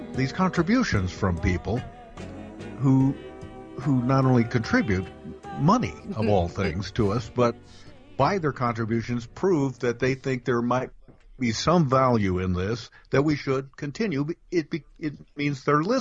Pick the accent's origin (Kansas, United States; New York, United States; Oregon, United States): Oregon, United States; Bend; moved away; Bend, when I grew up, was a small town by any measure.